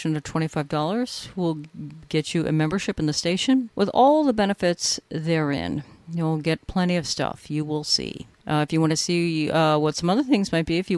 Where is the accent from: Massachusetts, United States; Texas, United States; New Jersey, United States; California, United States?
California, United States; now in New York, United States; I grew up in California